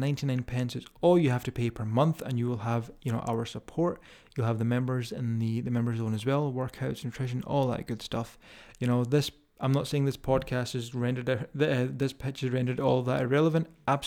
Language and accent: English; Scotland, United Kingdom; accent: Scottish; If you can deal with my strong Scottish accent.